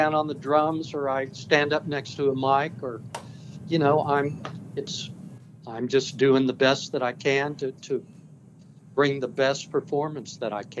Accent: Kansas City, Missouri, United States; a place where I was born in Kansas City, Missouri, and in the States.

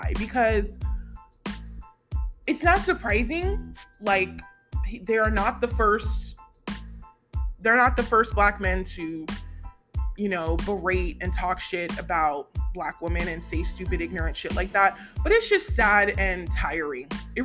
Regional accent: Virginia, United States; I'm from Virginia

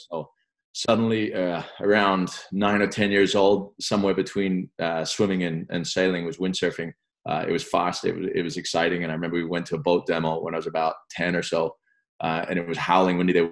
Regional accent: England, United Kingdom; also born or lived in France; I was actually born in France, um, but I'm British by nationality. We moved uh, back to England when I was about three or something.

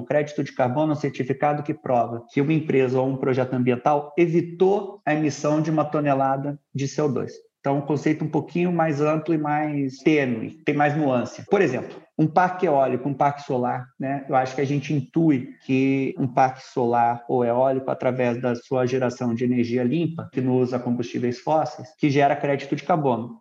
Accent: São Paulo, Brazil; also born or lived in Rio de Janeiro / United States; Eu sou carioca, flamenguista doente, cresci em São Paulo

